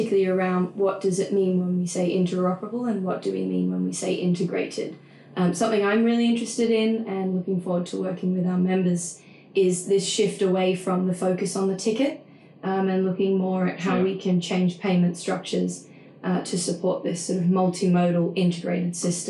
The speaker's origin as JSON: {"language": "English", "country": "Australia", "moved": "yes", "said": "I'm Australian, so I am going to say data"}